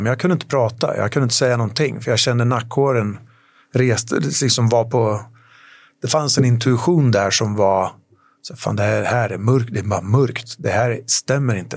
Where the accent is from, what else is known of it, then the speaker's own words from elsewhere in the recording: Sweden; moved away as an adult; also born or lived in London / Paris; jag flyttade hem till Sverige